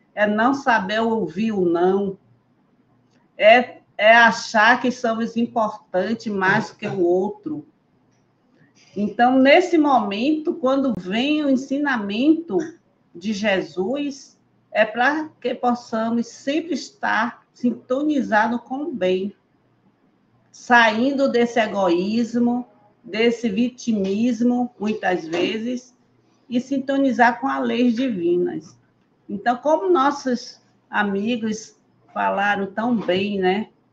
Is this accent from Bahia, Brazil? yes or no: yes; Bahia, Brazil; Eu sou baiana, eu sou baiana, estou em Recife só passeando